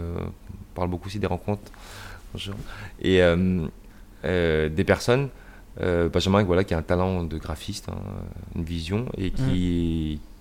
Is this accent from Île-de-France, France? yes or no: no; Rennes, Brittany, France; also born or lived in United States; je suis né à Rennes